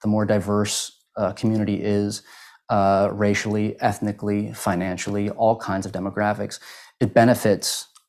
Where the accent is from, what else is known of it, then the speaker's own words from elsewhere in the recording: Howard County, Maryland, United States; I grew up in the Howard County school system and I loved it. I loved the experience of living here.